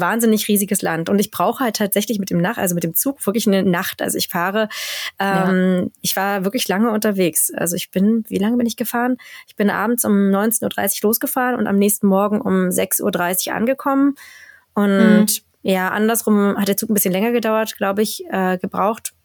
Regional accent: Germany; moved away as an adult; now in Sweden; bei uns in Deutschland

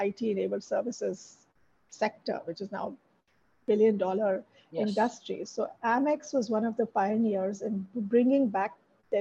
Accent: Mumbai, Maharashtra, India; moved away as an adult; also born or lived in California; I grew up in Bombay, South Bombay

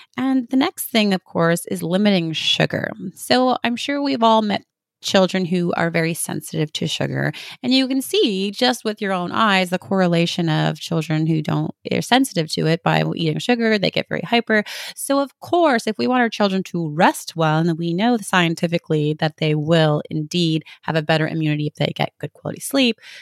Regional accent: Canada; I'm from Canada. We spend half our years with snow

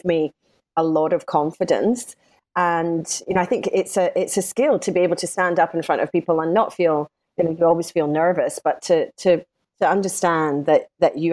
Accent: Scotland, United Kingdom; accent: Scottish; moved away as an adult; now in Sydney, Australia; I'm Scottish, as you might gather from my accent, and I qualified as a lawyer in Scotland.

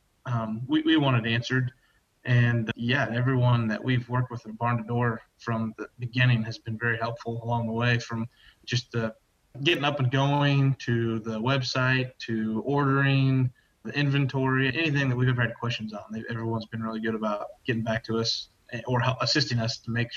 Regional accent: Guthrie Center, Iowa, United States; from Guthrie Center, Iowa. My family and I run and operate Sheeder Cloverleaf Dairy.

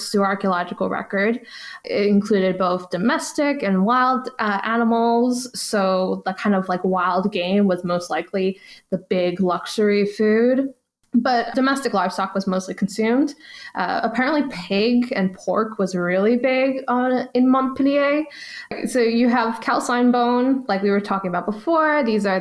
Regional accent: New York, United States; I'm a New Yorker. We're born to hate.

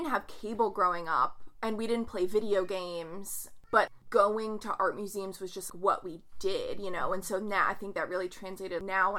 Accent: just outside Oklahoma City, United States; I'm 24 and Gianna's 22. We grew up in Oklahoma, just outside Oklahoma City.

